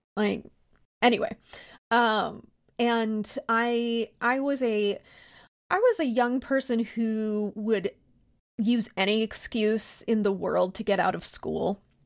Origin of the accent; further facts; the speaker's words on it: Pennsylvania, United States; I'm from Pennsylvania and grew up during a time when we just let kids do shit like